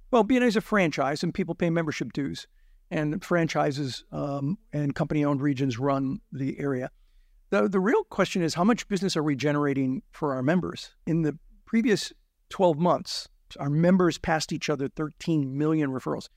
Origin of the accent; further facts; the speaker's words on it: Azusa, California, United States; also born or lived in Pittsburgh / South Central Los Angeles; I grew up in Azusa, California, the Azusa area